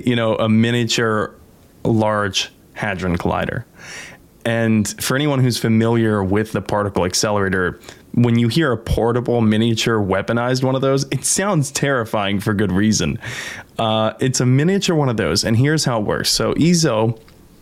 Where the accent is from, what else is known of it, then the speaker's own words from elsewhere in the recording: United States; I'm an American